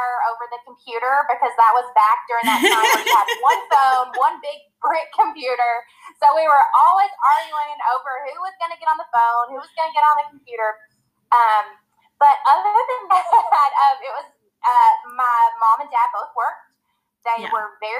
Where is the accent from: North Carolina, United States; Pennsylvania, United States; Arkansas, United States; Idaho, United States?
Arkansas, United States; Camden; moved away as an adult; also born or lived in Los Angeles, California; now in Georgia, United States; I was born and raised in Arkansas. I am originally from Camden, Arkansas, which is very south. It's near the Louisiana border. That's where I grew up. I went to school there.